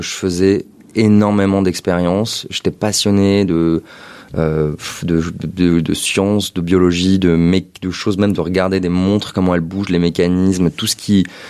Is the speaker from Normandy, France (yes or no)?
no; Paris, Île-de-France, France; moved away as an adult; also born or lived in London; je suis né à Paris